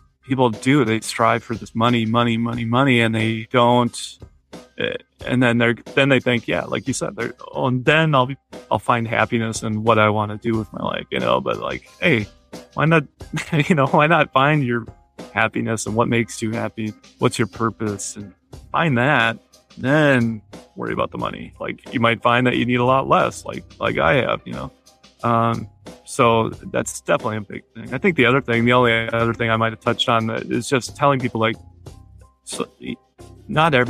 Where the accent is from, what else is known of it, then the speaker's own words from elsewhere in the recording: United States; I'm a white male, I'm American